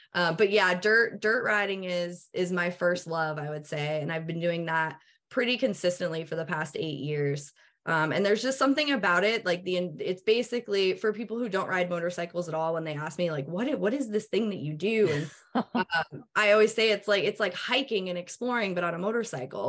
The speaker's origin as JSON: {"language": "English", "region": "New England", "country": "United States", "also_born_or_lived": "Pennsylvania", "moved": "yes", "said": "I'm originally from the Northeast, from like New England"}